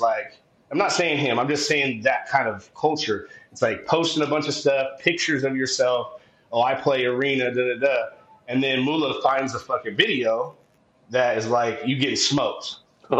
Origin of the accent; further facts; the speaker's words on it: San Diego, California, United States; I'm from San Diego